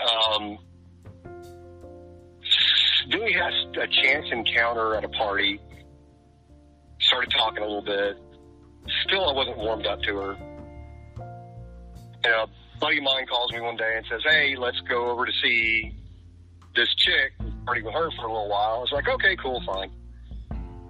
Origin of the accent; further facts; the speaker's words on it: the South, Southern United States, United States; I'm a Southerner. So I was raised to be a Southern gentleman.